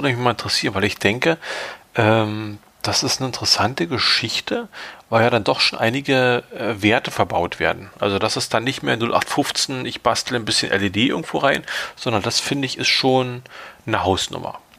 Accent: East Germany, Germany; gerade als Ostdeutscher mit irgendwie so Sowjet-Vergangenheit, DDR-Vergangenheit, kennt man das.

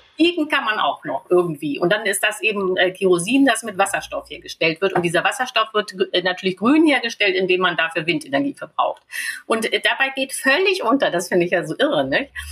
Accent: Germany; wir als Deutsche

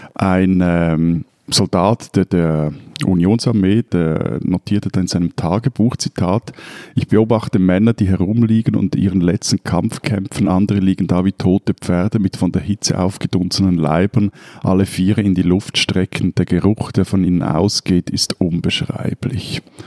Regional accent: Switzerland; bei uns in der Schweiz

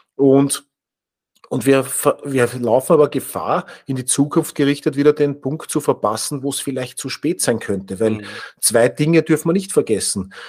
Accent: Austria; wir sind als Österreicher

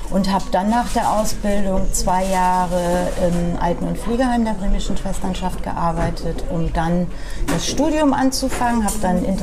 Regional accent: Norden, Lower Saxony, Germany; now in Bremen, Germany; Also ich bin ähm, tatsächlich im Norden geboren. Also Norden ist eine Stadt in Ostfriesland, die vielleicht einige kennen und bin dann ähm, da auch ähm, bis zum Ende meiner meiner Schulzeit bis zum Abitur geblieben

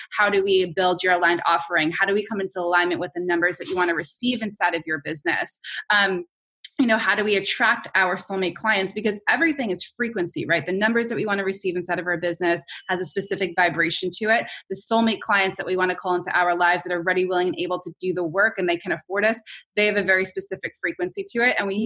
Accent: New York, United States; I'm a New Yorker

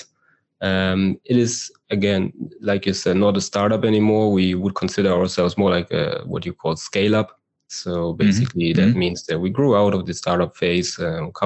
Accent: Berlin, Germany; moved away as an adult; now in Israel; I am from Germany, as you say, and I do live in Israel because my wife is from here

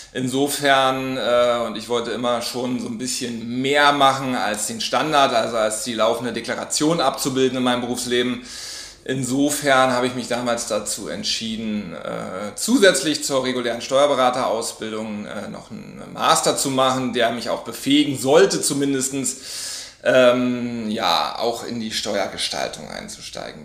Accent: Berlin, Germany; also born or lived in Hamburg; ich bin Berliner, habe damals aber in Hamburg gelebt und gearbeitet

